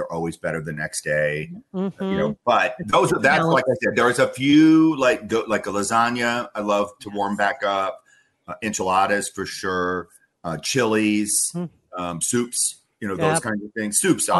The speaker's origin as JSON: {"language": "English", "region": "South Dakota", "country": "United States", "said": "well, I'm from South Dakota, and like, you know, we were up there in the north in the plains, and it was 1,000,000,000 degrees below zero"}